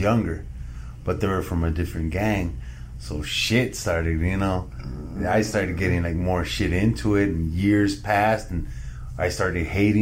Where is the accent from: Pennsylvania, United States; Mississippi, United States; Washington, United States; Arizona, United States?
Arizona, United States; I was born and raised in Arizona